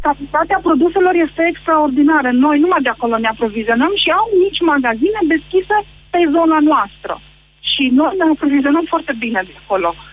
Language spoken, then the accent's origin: Romanian; Arad County, Romania; Eu sunt din Aral